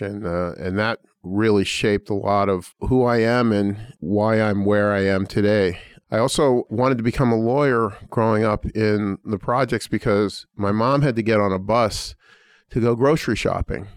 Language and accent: English; Pittsburgh, Pennsylvania, United States; now in Indiana, United States; I grew up in a relatively poor family in the Terrace Village housing projects of, uh, Pittsburgh's Hill District